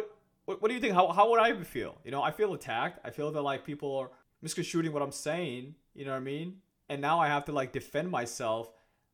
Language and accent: English; United States; also born or lived in Kenya; my parents are Somalian, but I was born in Kenya and I was raised in America. So I've never been to Somalia. I tell them that I'm Kenyan